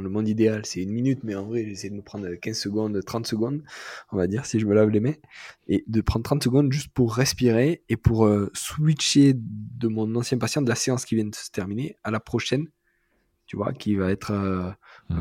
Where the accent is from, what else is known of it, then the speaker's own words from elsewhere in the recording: Marseille, Provence-Alpes-Côte d'Azur, France; moi en tant que Marseillais